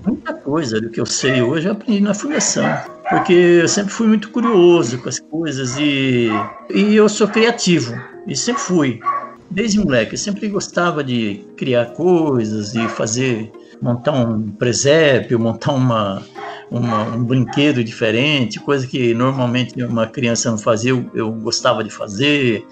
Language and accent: Portuguese; Apucarana, Paraná, Brazil; moved away as an adult; now in São Paulo, Brazil; eu nasci em Apucarana, no estado do Paraná